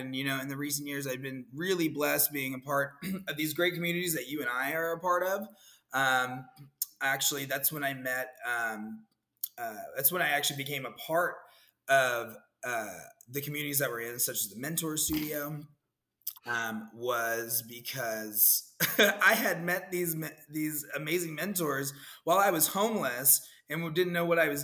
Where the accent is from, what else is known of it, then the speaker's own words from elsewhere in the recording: Dallas, Texas, United States; moved away as an adult; also born or lived in Austin, Texas / San Francisco, California; now in Orlando, United States; I had moved from Dallas. You know, I'm from Dallas.